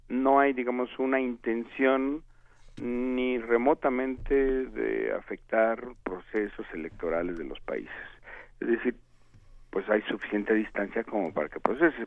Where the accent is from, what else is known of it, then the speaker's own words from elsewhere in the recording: Mexico; como ciudadano mexicano